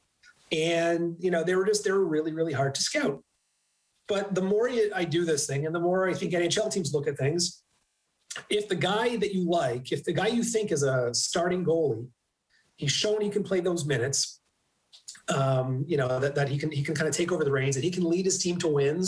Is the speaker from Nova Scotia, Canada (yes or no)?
no; Toronto, Ontario, Canada; I grew up in Toronto